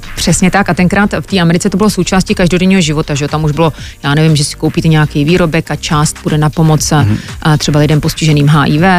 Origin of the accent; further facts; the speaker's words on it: Czechia; moved away as an adult; also born or lived in New York, United States; jsem česká holka